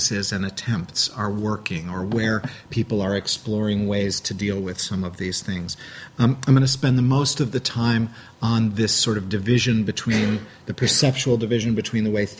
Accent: Chicago, Illinois, United States; now in New York, United States; I'm from Chicago

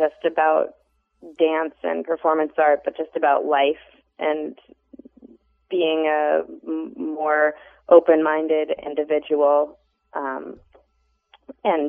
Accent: Boston, Massachusetts, United States; now in Chicago, United States; I'm originally from Boston, and I've love living in Chicago

